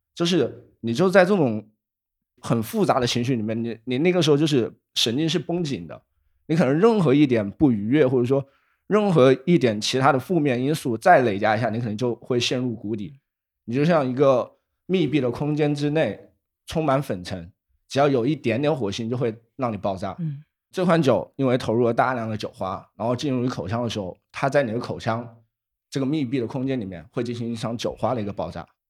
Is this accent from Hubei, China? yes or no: yes; Wuhan, Hubei, China; moved away as an adult; now in Shenzhen, China; 像我从小在武汉长大嘛